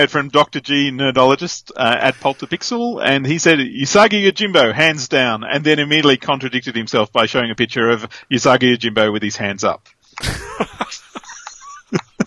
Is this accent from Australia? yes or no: yes; Australia; As an Australian lad